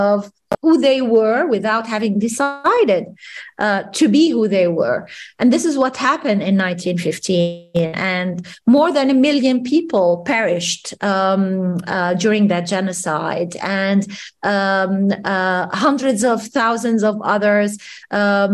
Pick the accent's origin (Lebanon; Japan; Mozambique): Lebanon; Bourj Hammoud, Mount Lebanon; I grew up in the Armenian ghetto in a place called Bush Hamoud in Beirut